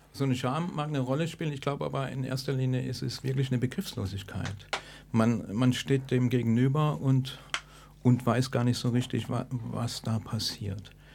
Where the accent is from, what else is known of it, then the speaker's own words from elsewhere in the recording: Stuttgart, Baden-Württemberg, Germany; ich komme aus Stuttgart